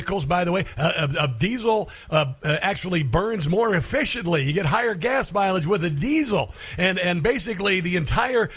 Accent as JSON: {"language": "English", "region": "Iowa", "country": "United States", "tie": "born or raised there", "also_born_or_lived": "Minnesota / Cincinnati, Ohio / Maryland", "moved": "yes", "said": "I grew up in Iowa, and I lived in Minnesota and Cincinnati"}